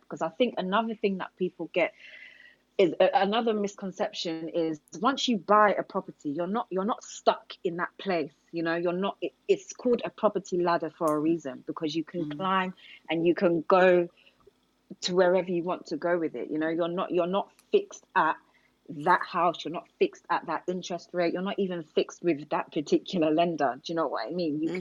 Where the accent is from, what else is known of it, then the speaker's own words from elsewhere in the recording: Hertfordshire, East of England, United Kingdom; also born or lived in Enfield, London; I actually grew up in Hertfordshire.